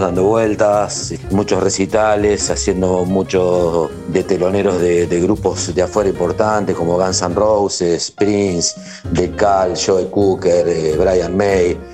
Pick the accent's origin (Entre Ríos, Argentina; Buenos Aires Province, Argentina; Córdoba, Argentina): Entre Ríos, Argentina; Paraná; Soy del interior de Paraná, Entre Ríos.